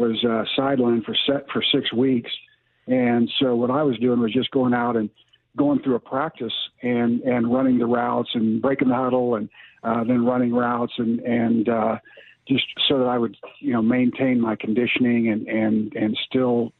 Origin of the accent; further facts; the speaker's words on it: Tulsa, Oklahoma, United States; He's from my hometown